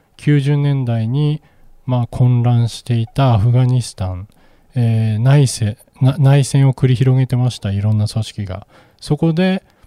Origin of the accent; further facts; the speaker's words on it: Japan; 私たち日本人